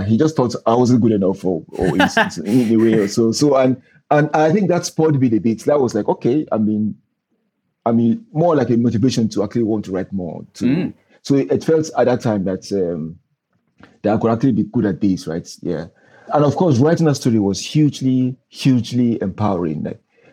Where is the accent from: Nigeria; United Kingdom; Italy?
Nigeria; Northern Nigeria; growing up in Northern Nigeria